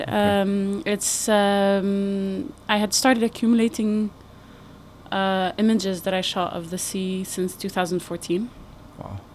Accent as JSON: {"language": "English", "town": "Beirut", "region": "Beirut Governorate", "country": "Lebanon", "said": "I'm from Beirut"}